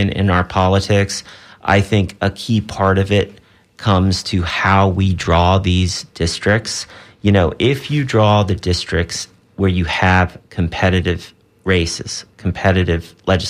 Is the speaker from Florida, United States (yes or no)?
yes; St. Petersburg, Florida, United States; my hometown